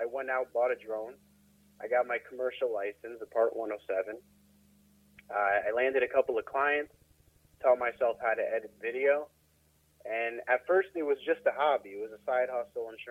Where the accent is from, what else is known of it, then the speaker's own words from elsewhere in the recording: Baltimore, Maryland, United States; I'm in the city, but, you know, my family moved around a bit, but we've always been in Maryland. So this is where I grew up. This is my city